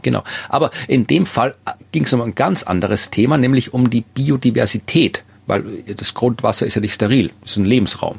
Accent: Austria; mir als Österreicher

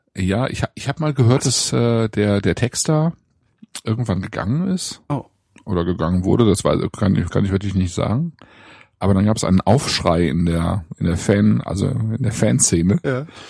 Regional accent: Germany; bei uns in Deutschland

